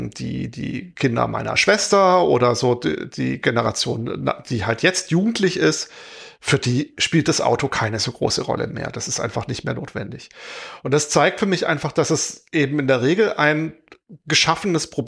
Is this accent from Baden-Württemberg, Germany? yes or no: yes; Heilbronn, Baden-Württemberg, Germany; Ich komme aus Heilbronn ursprünglich, äh, nicht so weit mhm. weg von, wo äh, der Wolfgang heute wohnt.